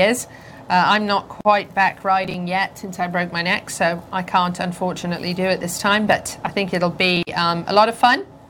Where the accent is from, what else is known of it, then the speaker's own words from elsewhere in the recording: United Kingdom; accent: British; now in Ocala, United States; my British accent